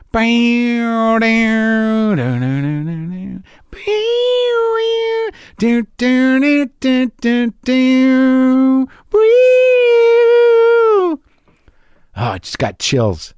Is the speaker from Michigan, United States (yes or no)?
no; Albuquerque, New Mexico, United States; moved away; growing up in New Mexico